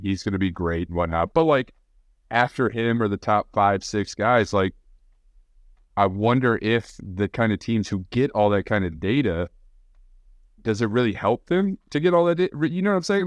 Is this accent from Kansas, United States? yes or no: yes; Kansas, United States; I grew up in Kansas where we had nothing but flat farmland